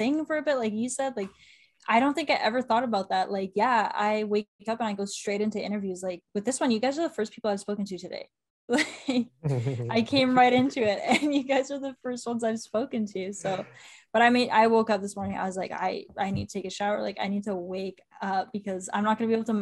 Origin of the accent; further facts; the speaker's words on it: Canada; being Canadian, I grew up with a family that loves hockey and watches hockey.